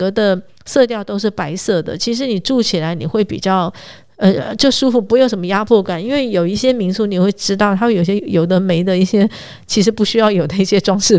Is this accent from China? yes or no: no; northern Taiwan, Taiwan; 我们北部人常常听到的一些知名的小吃